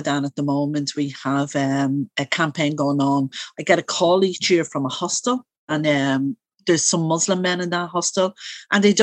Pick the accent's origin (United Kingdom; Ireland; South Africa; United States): Ireland; Dublin, Leinster; I am originally from Coolock